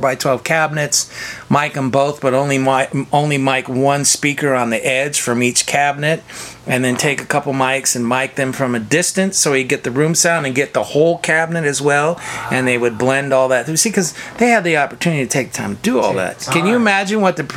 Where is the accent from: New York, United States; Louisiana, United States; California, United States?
California, United States; Sacramento; now in Los Angeles, United States; I grew up in Northern California, in South Sacramento, smallish town